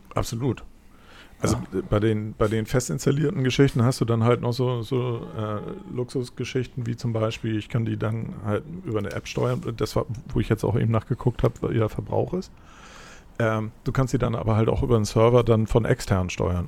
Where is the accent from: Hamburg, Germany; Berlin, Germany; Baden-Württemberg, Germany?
Hamburg, Germany; Ich bin halt in Hamburg aufgewachsen